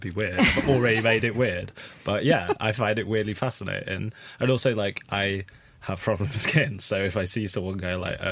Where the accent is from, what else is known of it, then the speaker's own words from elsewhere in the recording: Chesterfield, East Midlands, United Kingdom; I'm from Chesterfield.